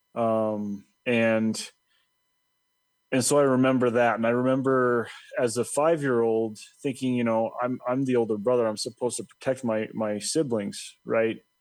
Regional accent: Colorado, United States; born or raised there; also born or lived in Dallas, Texas / Irving, Texas

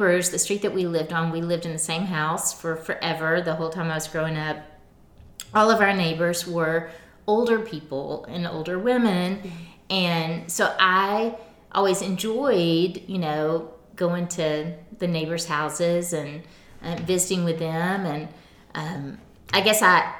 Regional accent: Camden, Arkansas, United States; now in Northwest Arkansas, United States; I was born and raised in Camden, in South Arkansas

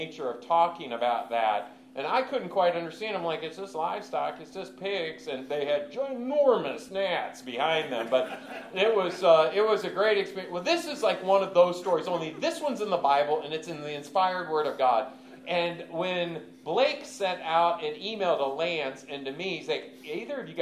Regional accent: Michigan, United States; I grew up in Michigan

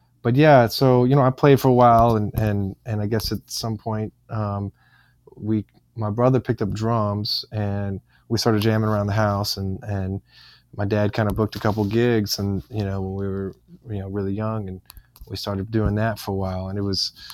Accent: St. Augustine, Florida, United States; I grew up in a town called St. Augustine.

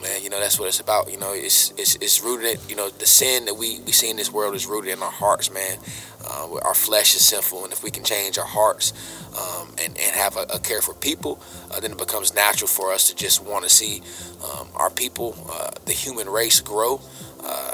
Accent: Chapel Hill, North Carolina, United States; also born or lived in Durham, North Carolina; Born and raised in Chapel Hill

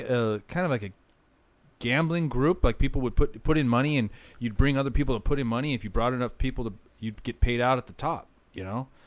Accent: Orange County, Southern California, United States; growing up in Southern California, especially in Orange County, uh, LA area

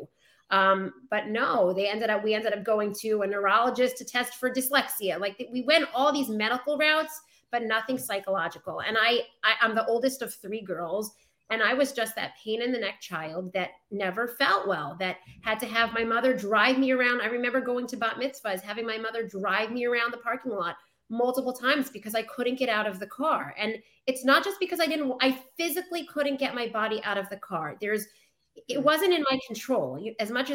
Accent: Manchester, New Hampshire, United States; moved away as an adult; now in New York, United States; I'm actually from New Hampshire

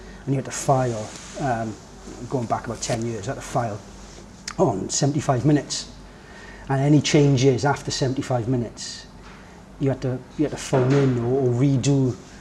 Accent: Welsh, Wales, United Kingdom; I'm a Welsh boy, family, nice house, live in a nice area

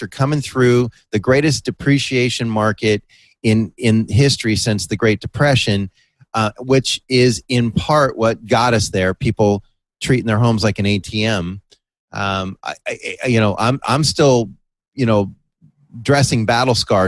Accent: San Mateo, California, United States; moved away; also born or lived in La Jolla; In my hometown of San Mateo in the Bay Area

